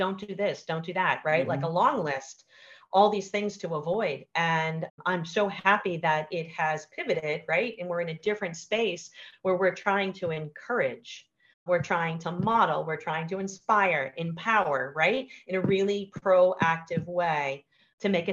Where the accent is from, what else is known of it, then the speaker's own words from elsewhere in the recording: Boston, Massachusetts, United States; I'm from Boston